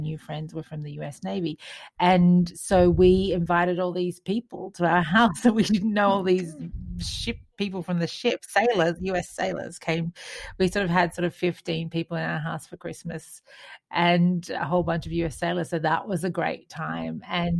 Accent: New South Wales, Australia; been at home with family, having seafood, because, of course, we are from New South Wales.

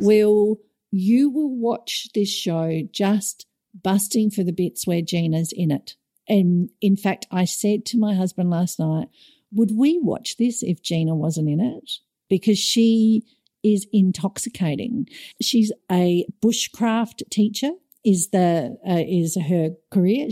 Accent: Australia; moved away; as an Aussie

